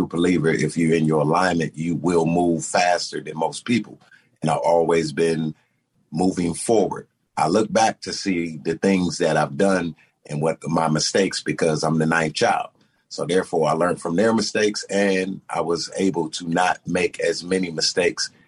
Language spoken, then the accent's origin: English; Detroit, Michigan, United States; also born or lived in Washington, D.C.; I was born in Washington. My mother and father, they separated, so my mama went back to Detroit, and that's where my journey began. And I was raised in Detroit and D.C., both summers in D.C. with my dad, Detroit.